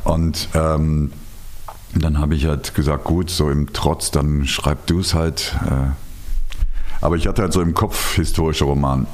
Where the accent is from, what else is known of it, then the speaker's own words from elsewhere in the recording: Rhineland, Germany; ich bin ja Rheinländer